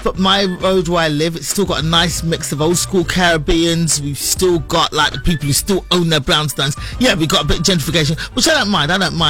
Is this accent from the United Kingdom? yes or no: yes; London, United Kingdom; moved away as an adult; also born or lived in Los Angeles, United States / Brooklyn, New York, United States; now in New York, United States; Born and raised in London, England, but now living out here. Live in New York right now. Lived in LA for a few years, but now in New York. Settled there.